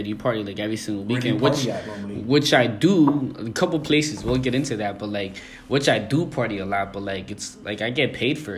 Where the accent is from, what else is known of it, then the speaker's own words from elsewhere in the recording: Hamilton, Ontario, Canada; I'm from Hamilton, bro. That's my town.